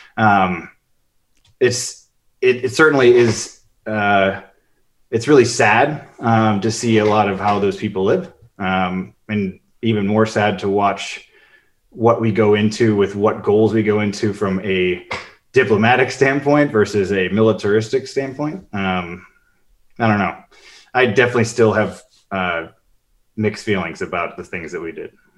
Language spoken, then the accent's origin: English; Chicago, Illinois, United States; moved away; I grew up in Chicago